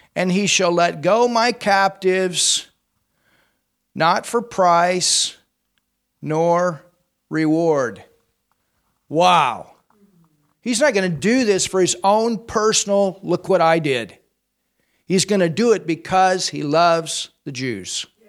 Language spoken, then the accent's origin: English; United States; I'm an American